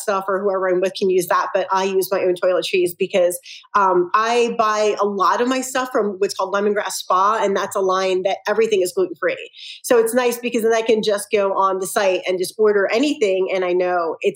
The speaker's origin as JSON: {"language": "English", "town": "Philadelphia", "region": "Pennsylvania", "country": "United States", "moved": "yes", "lives_now": "Salt Lake City, United States", "said": "I'm from Philly originally"}